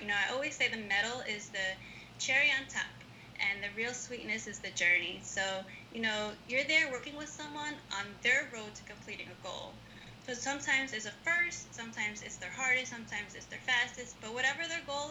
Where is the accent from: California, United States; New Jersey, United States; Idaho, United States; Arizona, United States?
New Jersey, United States; Hackensack; now in Philadelphia, United States; I grew up in Hackensack, New Jersey, and my parents came to the U.S. from Ecuador in the 1970s.